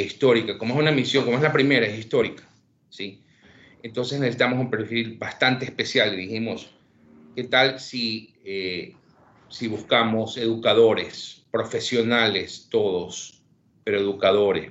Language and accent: Spanish; Ecuador; Yo soy nacido, criado, crecido en Ecuador